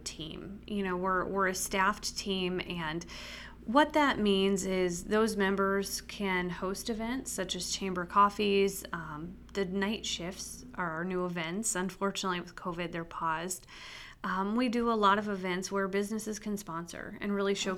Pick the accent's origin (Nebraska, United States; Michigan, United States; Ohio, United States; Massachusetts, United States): Nebraska, United States; Spalding; moved away as an adult; now in Carroll, United States; I grew up in Spalding, Nebraska, and it's really about 4 hours straight west of here on the edge of the Sandhills